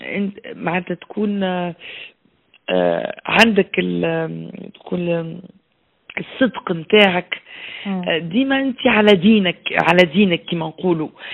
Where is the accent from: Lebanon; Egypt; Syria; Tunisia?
Tunisia; moved away as an adult; also born or lived in Belgium; أنا مشيت من تونس في سبعة و آه، استنى وقتاش تو ما عادش نعرف الوقت سبعة وثمانين